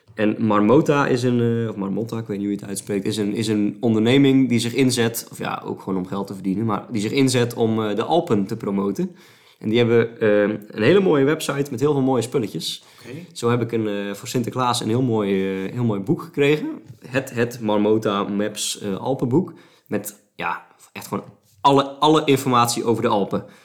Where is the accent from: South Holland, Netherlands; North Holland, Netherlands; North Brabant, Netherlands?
South Holland, Netherlands; Wijngaarden; het, dorp, een kilometer boven Sliedrecht, waar ik geboren ben, is Wijngaarden